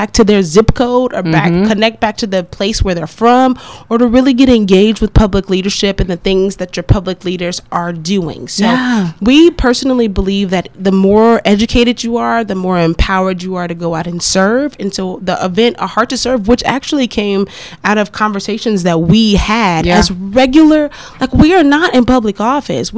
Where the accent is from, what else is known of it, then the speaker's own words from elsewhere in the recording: DeSoto, Texas, United States; the city of DeSoto. You guys know that that is my hometown